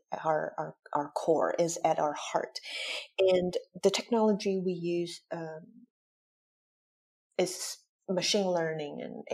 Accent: Michigan, United States; moved away as an adult; also born or lived in Taiwan / Chicago / Hong Kong; now in Zurich, Switzerland; I grew up in Michigan

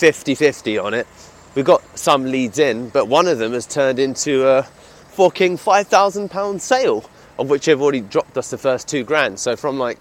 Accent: United Kingdom; accent: British; my British accent

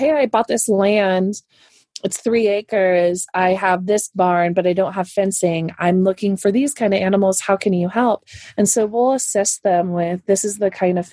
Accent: California, United States; I am a Californian girl

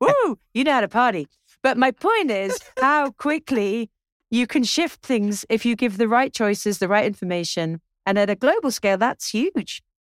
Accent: England, United Kingdom; I'm English

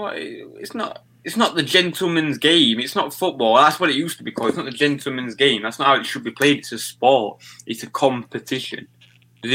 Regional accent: Yorkshire and the Humber, United Kingdom; I'm from Yorkshire

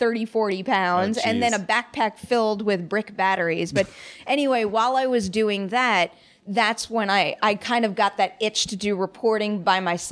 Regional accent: Long Island, New York, United States; growing up in Long Island, New York

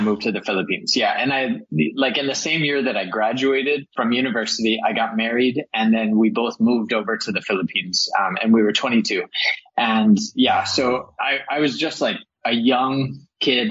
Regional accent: El Paso, Texas, United States; moved away; I grew up in El Paso, Texas, which is mm. right on the border of Mexico

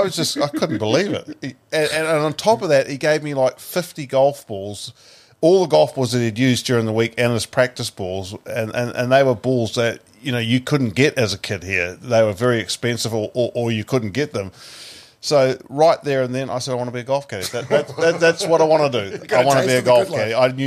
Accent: Paraparaumu, Wellington, New Zealand

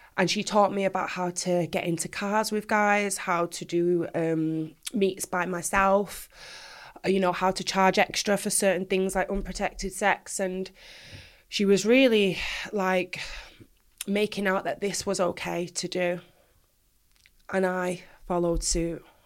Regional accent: Manchester, North West England, United Kingdom; I was born in Manchester, proud Mancunian all the way

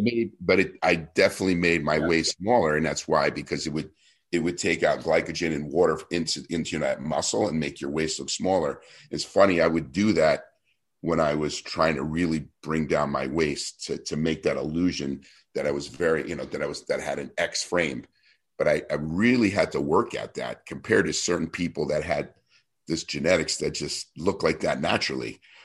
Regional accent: New Jersey, United States; I was this kid from New Jersey

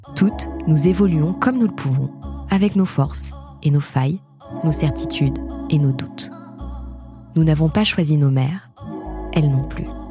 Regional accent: France; ma maman est indonésienne, et moi je suis née en France

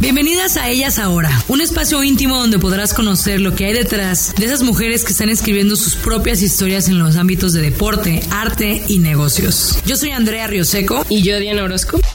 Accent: Mazatlán, Sinaloa, Mexico; moved away; also born or lived in León, Guanajuato; yo soy de Mazatlán, Sinaloa, y llegué a vivir a León

